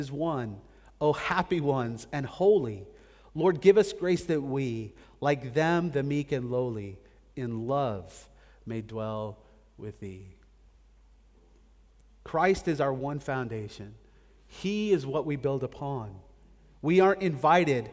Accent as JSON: {"language": "English", "country": "United States", "tie": "born or raised there", "moved": "as an adult", "said": "I grew up in America"}